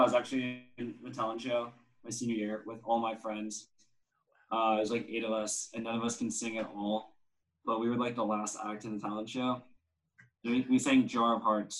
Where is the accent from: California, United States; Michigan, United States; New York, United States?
California, United States; San Carlos; I'm from San Carlos, California